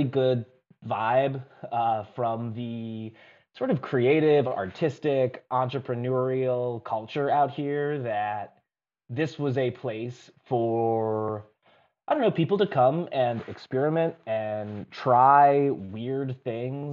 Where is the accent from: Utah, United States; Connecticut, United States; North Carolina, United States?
Connecticut, United States; outside of Hartford; moved away as an adult; also born or lived in New York City; now in Detroit, United States; I grew up outside of Hartford, Connecticut, kind of near the like that notch at the top of Connecticut along the Massachusetts border